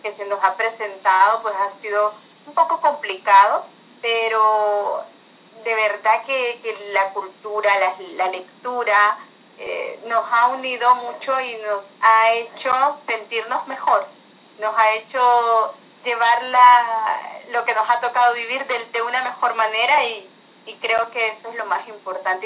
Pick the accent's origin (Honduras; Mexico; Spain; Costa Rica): Honduras; no soy de España, soy de Honduras